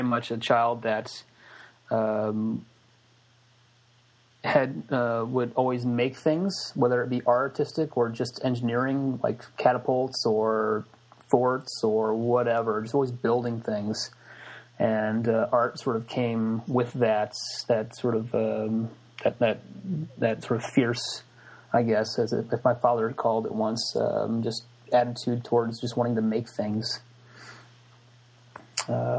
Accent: Springfield, Illinois, United States; moved away as an adult; now in Corner Brook, Canada; I'm originally from Springfield, Illinois, in like the heart of Illinois, and basically grew up there pretty much my whole life until the age of 27, where I then moved to Canada for grad studies

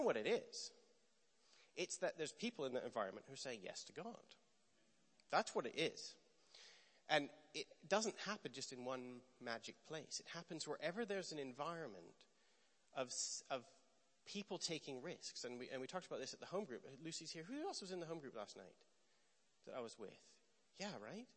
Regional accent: Canada; moved away; also born or lived in Bethel, Redding, California; I'm Canadian

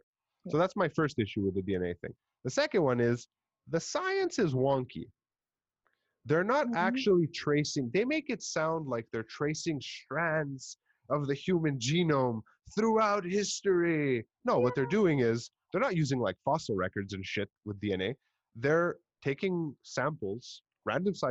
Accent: Montreal, Quebec, Canada; accent: Montreal; I speak English with a very Montreal kind of accent, like very typical

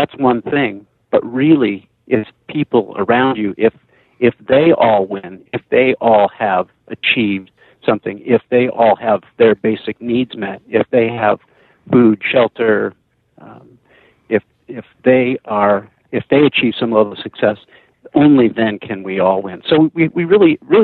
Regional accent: San Jose, California, United States; I grew up in the San Francisco Bay Area, in the South Bay, in San Jose, Santa Clara.

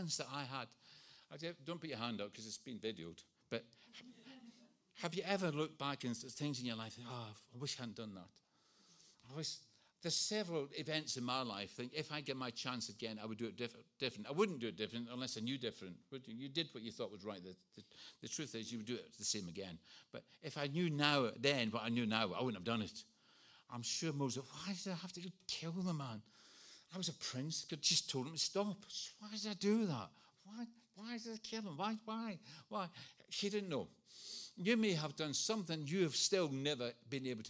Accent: Scotland, United Kingdom; moved away; I was brought up in Scotland.

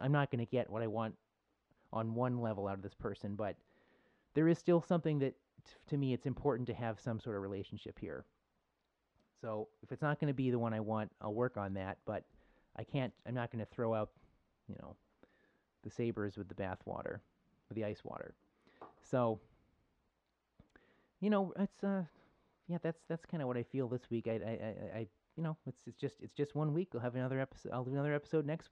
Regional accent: Buffalo, New York, United States; I'm from Buffalo

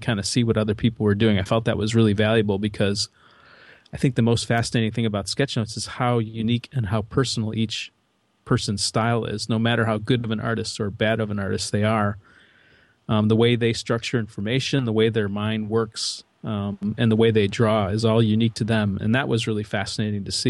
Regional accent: Midwest, United States; So I'm from the Midwest

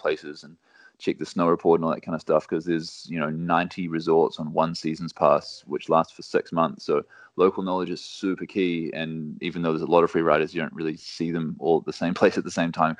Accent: New Zealand; moved away as an adult; also born or lived in England; now in Innsbruck, Austria; Born and raised in New Zealand. Mum's Kiwi as well

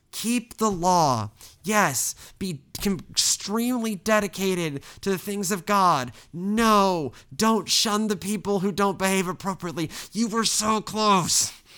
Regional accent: the Bible Belt, United States; all three of us, we grew up in the Bible Belt

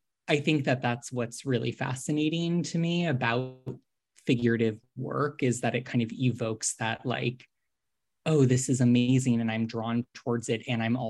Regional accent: Northeast, United States; I grew up in the Northeast. So, you know, went on school trips to like Plymouth, Massachusetts to go see like the Plymouth Wax Museum

